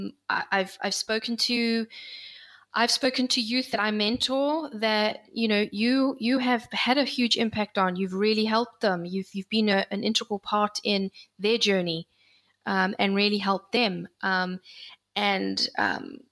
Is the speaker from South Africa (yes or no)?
yes; South Africa; I grew up in South Africa. I moved from one part of South Africa to another